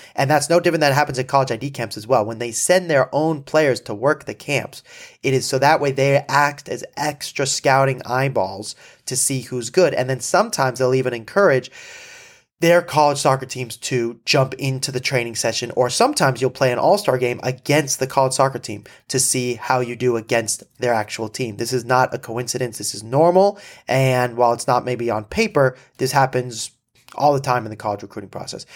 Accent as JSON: {"language": "English", "town": "Malibu", "region": "California", "country": "United States", "said": "I'm from Malibu"}